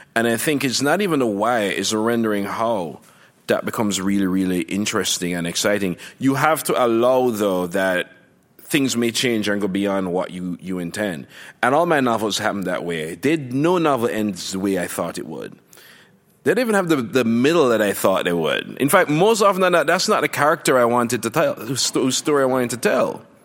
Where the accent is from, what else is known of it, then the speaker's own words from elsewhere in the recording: Jamaica; moved away as an adult; now in United States; growing up in Jamaica